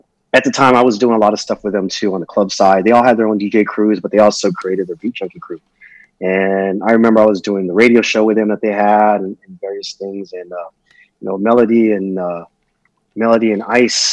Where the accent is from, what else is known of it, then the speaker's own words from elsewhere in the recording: Long Beach, California, United States; also born or lived in Annapolis, Maryland / Norfolk, Virginia / Jacksonville, Florida; I was 7 years old is when we came to Long Beach, California. So that's where I basically grew up